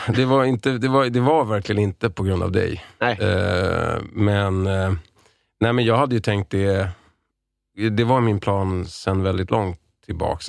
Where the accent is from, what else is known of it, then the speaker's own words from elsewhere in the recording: Lidingö, Stockholm County, Sweden; Jag är uppvuxen på Lidingö